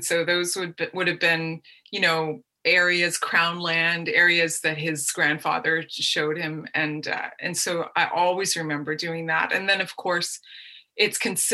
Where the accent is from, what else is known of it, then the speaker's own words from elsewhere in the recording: Salisbury, New Brunswick, Canada; moved away as an adult; now in Nova Scotia, Canada; in Salisbury, New Brunswick